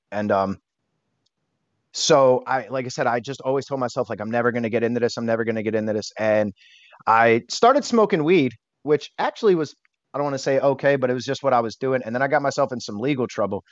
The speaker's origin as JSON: {"language": "English", "town": "Bethlehem", "region": "Pennsylvania", "country": "United States", "said": "I am from Bethlehem, Pennsylvania."}